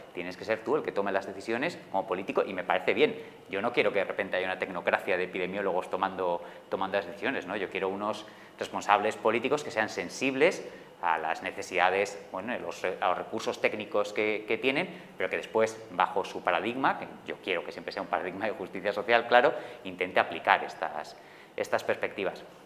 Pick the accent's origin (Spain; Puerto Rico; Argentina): Spain; Madrid, Community of Madrid; yo, que soy de Madrid